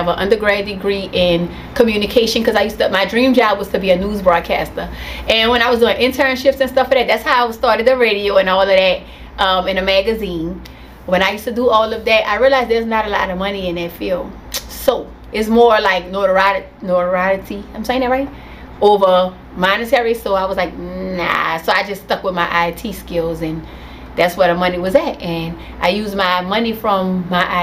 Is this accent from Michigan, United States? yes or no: no; New Orleans, Louisiana, United States; I'm from New Orleans, Louisiana. I am from the 8 Ward. That's a portion of New Orleans, downtown. The 8 Ward. North Russia Blade and Painters. That's my hood